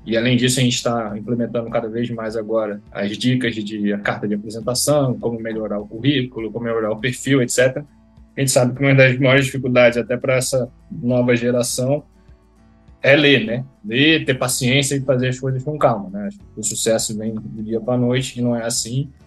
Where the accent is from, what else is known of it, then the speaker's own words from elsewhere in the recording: Rio de Janeiro, Brazil; sou do Rio de Janeiro, uh, fui atleta de remo do, do Flamengo e do Botafogo